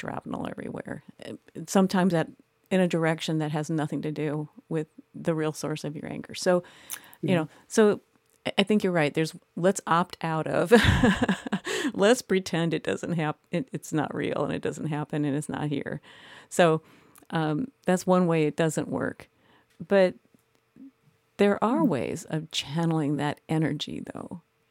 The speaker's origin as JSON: {"language": "English", "region": "Midwest", "country": "United States", "tie": "born or raised there", "said": "I was raised in the Midwest as a Midwestern woman"}